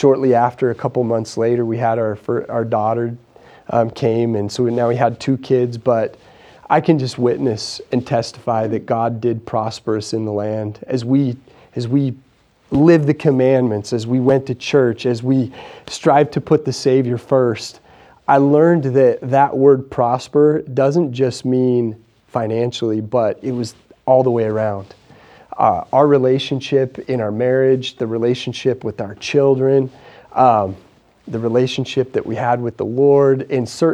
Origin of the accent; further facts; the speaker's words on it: Idaho, United States; I'm just a small town Idaho guy